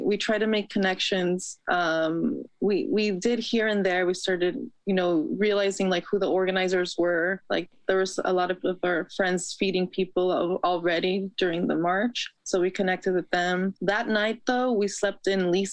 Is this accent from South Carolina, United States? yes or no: no; Los Angeles, California, United States; I'm from LA, California